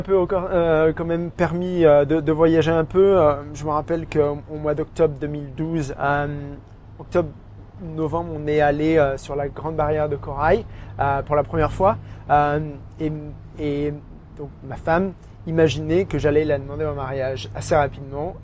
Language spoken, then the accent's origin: French; small village near Auxerre, Bourgogne-Franche-Comté, France; moved away as an adult; now in Brisbane, Australia; je suis euh, originaire vraiment d'un petit village